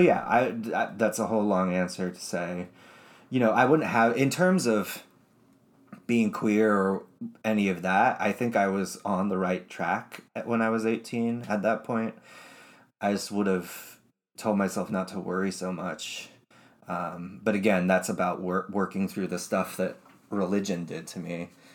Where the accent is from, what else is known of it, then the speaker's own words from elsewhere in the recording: Utah, United States; I was raised in Utah